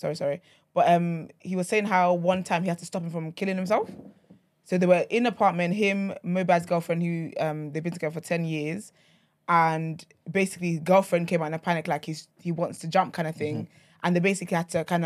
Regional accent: Nigeria; I'm Nigerian

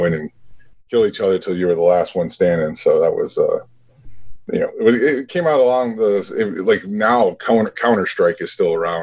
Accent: Chicago, Illinois, United States; born and raised on the south side of Chicago

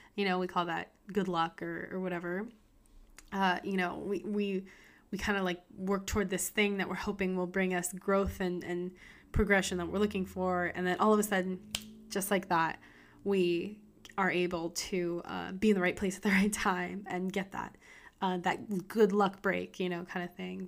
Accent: United States; I'm an American

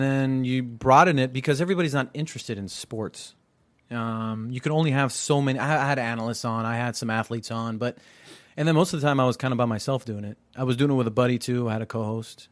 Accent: United States; I'm third generation born here

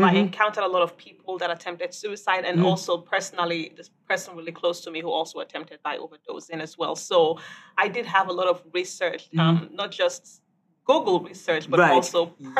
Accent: Nigeria; also born or lived in Indiana, United States; I was born in Indiana, but I grew up in Nigeria.

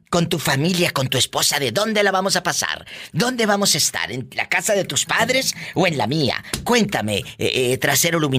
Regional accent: Mexico City, Mexico; moved away as an adult; now in Ogden, United States; En el Distrito Federal. ¿Y a, qué edad llegas aquí al norte, de allá de la Ciudad de México? Llegué a la edad de 20 años.

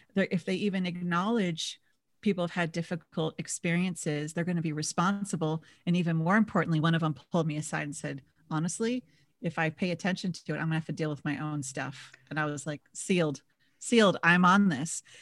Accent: Minnesota, United States; now in San Diego, United States; I grew up in Minis-, in Minnesota

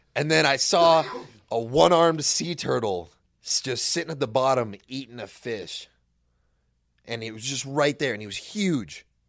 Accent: Irvine, California, United States; I'm from Orange County

